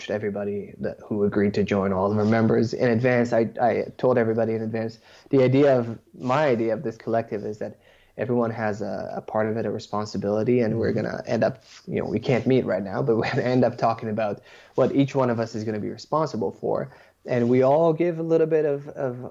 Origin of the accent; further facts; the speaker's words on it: Israel; now in Toronto, Canada; I was born and raised in Israel